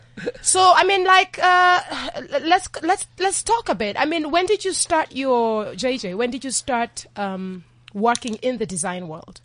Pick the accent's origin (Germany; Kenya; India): Kenya; I'm Kenyan